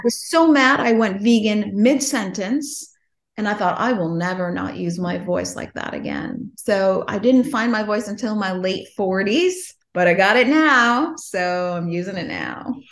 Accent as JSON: {"language": "English", "town": "Chicago", "region": "Illinois", "country": "United States", "tie": "born or raised there", "also_born_or_lived": "Los Angeles", "said": "I grew up in Chicago"}